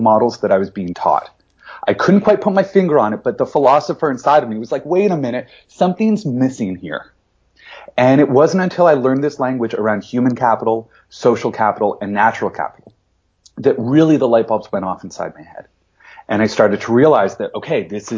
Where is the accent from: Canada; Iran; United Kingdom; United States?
Canada; London, Ontario; I grew up in London, Ontario, with my dad in the investment industry